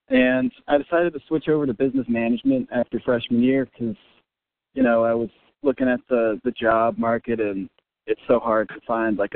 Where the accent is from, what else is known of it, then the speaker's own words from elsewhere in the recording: Connecticut, United States; also born or lived in Middle East; now in New Orleans, United States; I'm originally from Connecticut, grew up there, and uh, very briefly in the Middle East actually